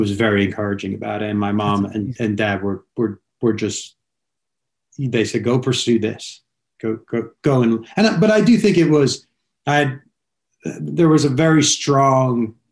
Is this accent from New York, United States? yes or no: yes; Long Island, New York, United States; moved away as an adult; also born or lived in Connecticut; now in Los Angeles, United States; I was living away from home and I grew up in New York.